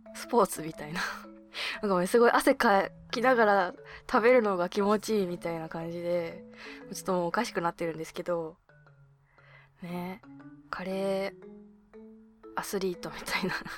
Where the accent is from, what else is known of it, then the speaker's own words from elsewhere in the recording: Hokkaido, Japan; moved away; 私の地元の北海道